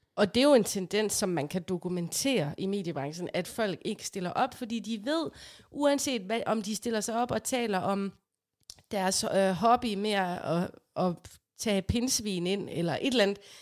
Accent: Aarhus, Central Denmark Region, Denmark; vi er fra Aarhus, og vi er stolte af det

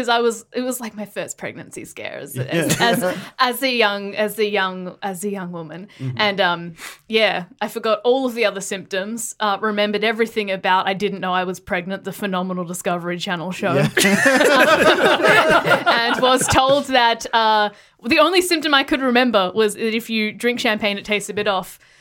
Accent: Adelaide, South Australia, Australia; moved away; I was from Adelaide

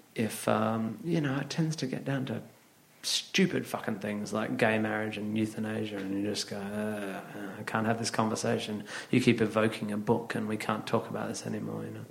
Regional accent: Northampton, East Midlands, United Kingdom; I was born in Northampton

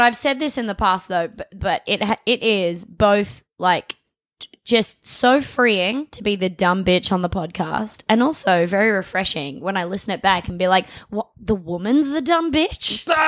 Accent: Adelaide, South Australia, Australia; I was from Adelaide, um, Adelaide, South Australia

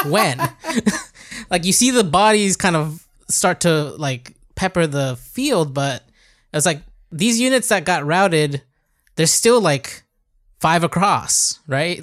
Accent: United States; moved away; I grew up in the States.

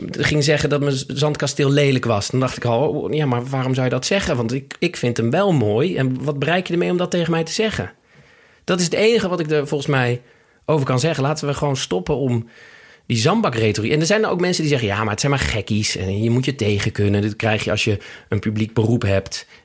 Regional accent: Amsterdam, North Holland, Netherlands; Amsterdam-Oost. In de Watergasmeer? Ja, op de randje Oost-Watergasmeer

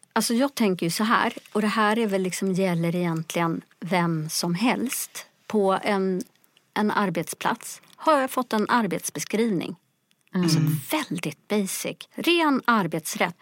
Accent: Sweden; also born or lived in Ethiopia / Stockholm; jag är själv adopterad från Etiopien. Kom till Sverige som liten bebis 1971

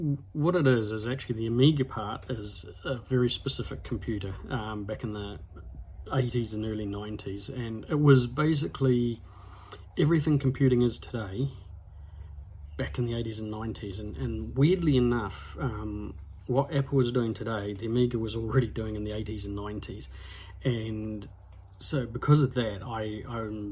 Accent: Hawera, Taranaki, New Zealand; also born or lived in New Plymouth; I moved back to my hometown in Hawera for a bit, and then ended up in New Plymouth after I got married

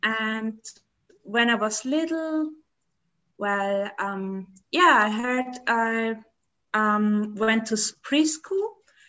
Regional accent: Graz, Styria, Austria; I'm from Austria. So that means there's Vienna, the capital, and there's the second big capital, which is, nobody knows it, Graz. And there I live.

